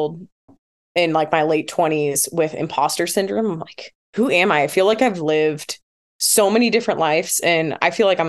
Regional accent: Tacoma, Washington, United States; also born or lived in Fresno; I was born and raised here in Tacoma. My parents still live in the same house that I grew up

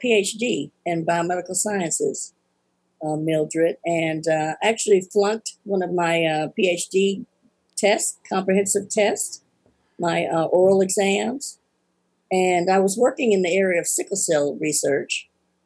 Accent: Atlanta, Georgia, United States; now in Tuscaloosa, United States; I'm from Atlanta, Georgia

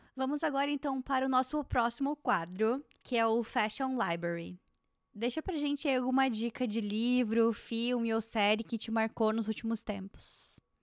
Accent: Brazil; now in Toronto, Canada; eu vim de uma região do Brasil que é um polo têxtil

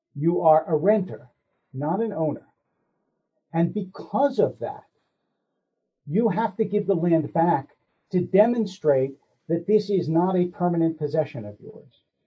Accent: Philadelphia, Pennsylvania, United States; I grew up in Philadelphia

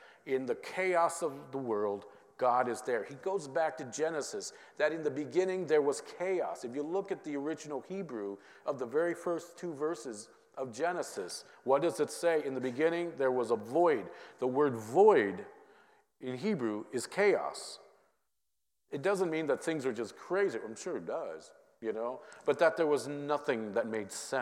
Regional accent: Minnesota, United States; growing up in Minnesota

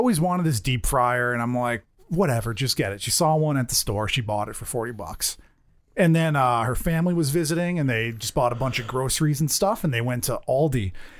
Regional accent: United States; Because I'm an American.

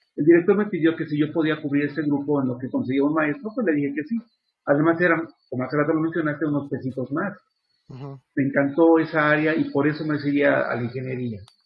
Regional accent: Mexico; soy de Ciudad Mesa este, y, toda mi vida he vivido en Ciudad Mesa. y pues soy mexicano de nacimiento

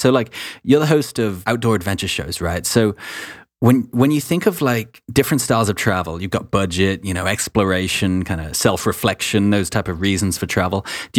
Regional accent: Wales, United Kingdom; I used to actually live in Wales. Part of my childhood, I grew up in Wales.

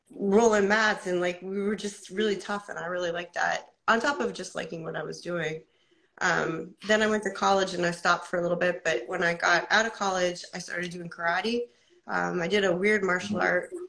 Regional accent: Portsmouth, New Hampshire, United States; I'm from United States, from Portsmouth, New Hampshire. I am about to do my first MMA fight at 45.

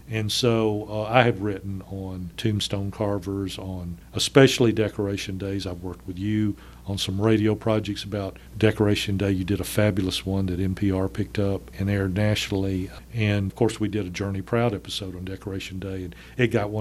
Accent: northern Alabama, United States; growing up in Alabama in the northern part of the state

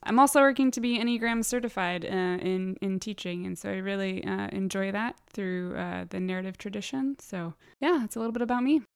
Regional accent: San Diego, California, United States; moved away as an adult; now in Richmond, United States; I am from San Diego, born and raised

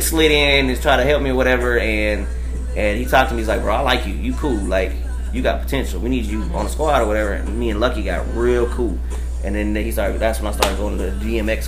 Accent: Amarillo, Texas, United States; now in Dallas, United States; I'm from like I said Amarillo

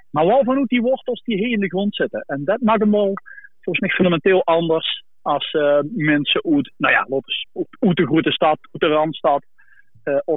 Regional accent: Limburg, Netherlands; ik ben ook geen typische Limburger.

